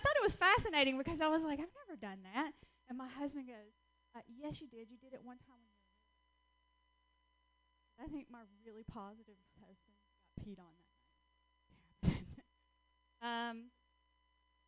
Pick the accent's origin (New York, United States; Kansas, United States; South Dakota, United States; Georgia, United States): Georgia, United States; accent: Southern; moved away as an adult; also born or lived in West Coast; I'm originally from Georgia. That's where I get this wonderful little accent